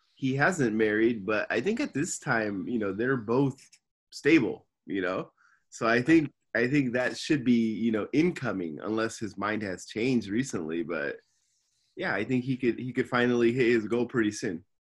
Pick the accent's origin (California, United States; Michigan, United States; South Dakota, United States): California, United States; Simi Valley; now in Tokyo, Japan; I'm from Simi Valley, California, and I'm living in Tokyo, Japan now.